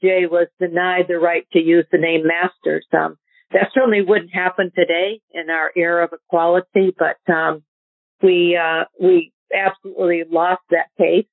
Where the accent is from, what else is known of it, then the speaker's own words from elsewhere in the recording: New Hampshire, United States; I grew up in New Hampshire